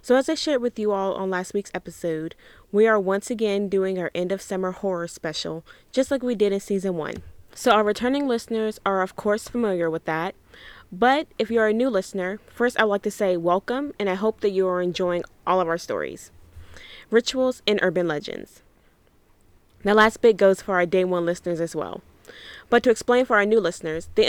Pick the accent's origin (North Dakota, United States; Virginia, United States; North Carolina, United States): Virginia, United States; my own home state of Virginia